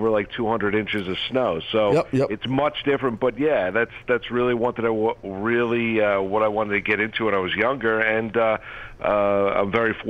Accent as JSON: {"language": "English", "area": "Rockland County", "region": "New York", "country": "United States", "tie": "born or raised there", "also_born_or_lived": "Syracuse, New York", "said": "I went to school at Don Bosco in Jersey. I grew up in Rockland County."}